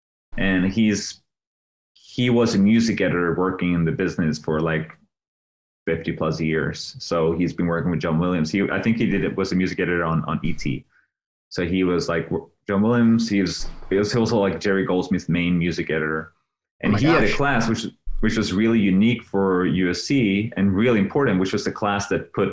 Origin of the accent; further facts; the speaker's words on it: Sweden; moved away as an adult; I'm from Sweden